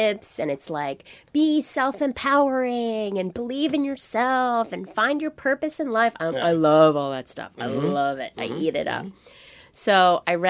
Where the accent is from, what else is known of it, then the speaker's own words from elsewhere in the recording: New York, United States; I grew up in New York